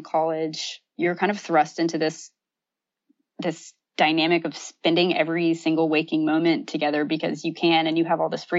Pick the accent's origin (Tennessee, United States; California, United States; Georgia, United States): Georgia, United States; Atlanta; I'm from Atlanta.